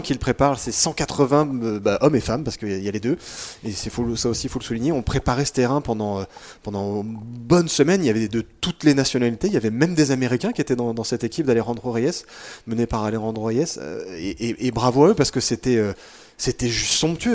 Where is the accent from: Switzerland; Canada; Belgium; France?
France; on est français, qu'on est en France